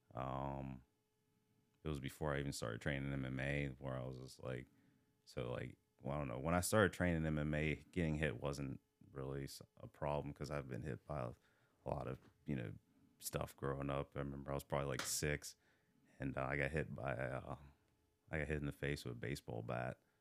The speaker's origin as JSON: {"language": "English", "town": "Hagerstown", "region": "Maryland", "country": "United States", "tie": "born or raised there", "also_born_or_lived": "Baltimore", "said": "I grew up in Hagerstown. Um, I grew up also in Baltimore, like, here and there"}